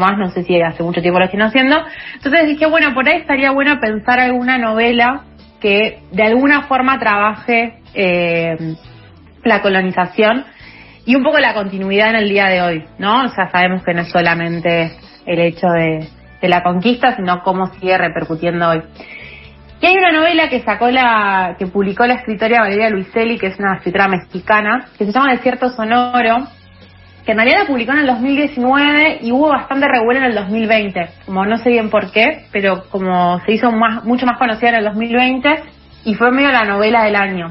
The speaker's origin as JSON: {"language": "Spanish", "country": "Argentina", "said": "en Argentina"}